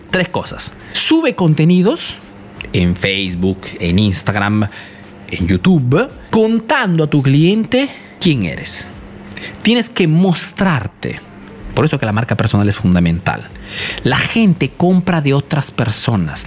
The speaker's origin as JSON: {"language": "Spanish", "country": "Italy", "tie": "born or raised there", "also_born_or_lived": "Peru", "said": "soy un emprendedor peruano, que he crecido aquí en Italia"}